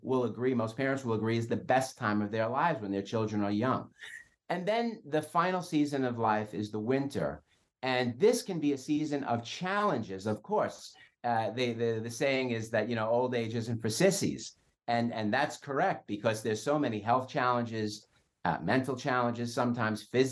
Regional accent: New York City, New York, United States; I'm Italian. I grew up in Brooklyn.

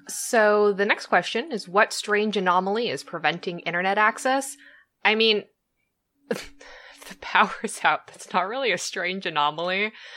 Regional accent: Southern California, United States; I was born and raised in Southern California.

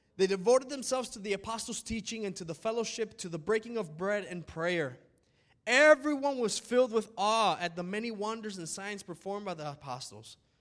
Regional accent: United States; we're American.

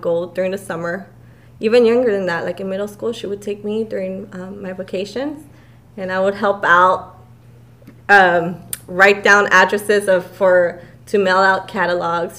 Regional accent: Montebello, California, United States; I grew up in Montebello

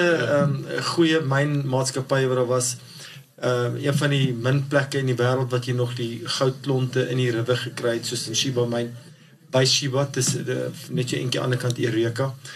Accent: Barberton, Mpumalanga, South Africa; ek is in Barberton gebore en gematrikuleer

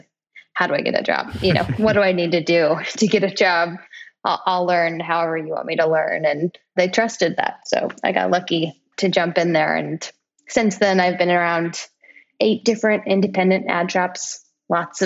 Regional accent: Kansas City, United States; now in New York, United States; I'm born and raised in Kansas City, big Kansas City fan over here

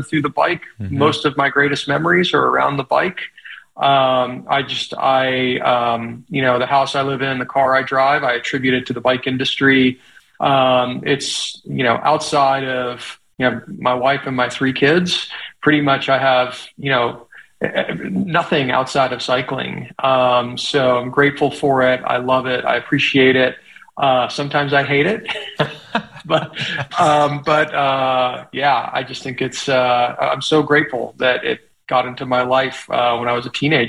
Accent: Little Rock, Arkansas, United States; also born or lived in Colorado; I split time between my hometown of Little Rock and Colorado

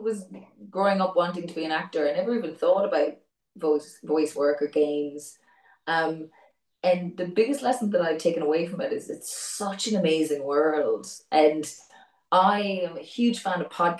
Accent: Ireland; as an Irish person

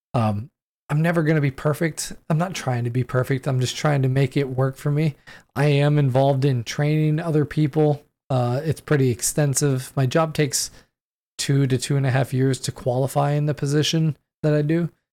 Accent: San Diego, California, United States; moved away as an adult; now in Washington State, United States; I grew up in San Diego

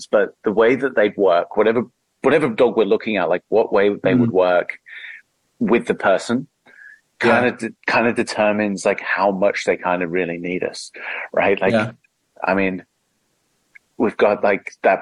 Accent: England, United Kingdom; moved away as an adult; now in Australia; I'm English and moved here 12, 13 years ago

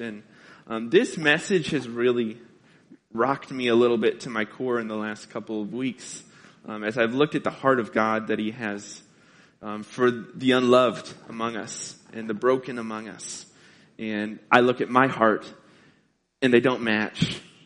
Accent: Carbondale, Illinois, United States; moved away; I'm from Southern Illinois, Carbondale, Illinois

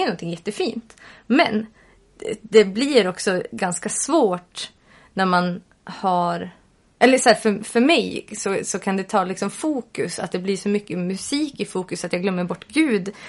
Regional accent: Sweden; Vi är svenskar

